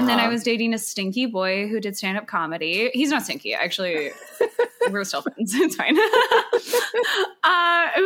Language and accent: English; Calgary, Alberta, Canada; moved away as an adult; also born or lived in Montreal / Vancouver; now in Toronto, Canada; I grew up in Calgary.